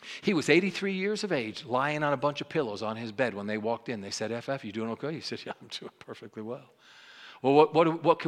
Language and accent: English; New York, United States; I'm a New Yorker